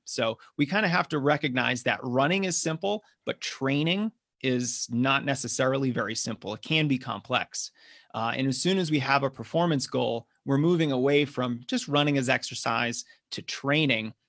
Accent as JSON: {"language": "English", "region": "Massachusetts", "country": "United States", "tie": "born or raised there", "moved": "yes", "lives_now": "Denver, United States", "said": "I'm originally from the East Coast, grew up in Massachusetts, although now I'm running uh, here in Colorado. I live in Denver"}